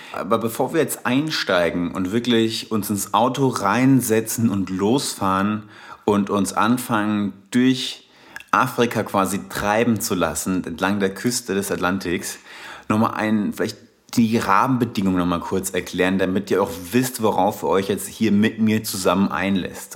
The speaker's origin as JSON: {"language": "German", "town": "Darmstadt", "region": "Hesse", "country": "Germany", "accent": "Hessian", "said": "komme ursprünglich aus Darmstadt. Ursprünglich, inzwischen befinde ich mich mehr on the road als eigentlich noch in Darmstadt. Aber seid gewarnt, ich habe so einen leichten hessischen Akzent hier und wieder"}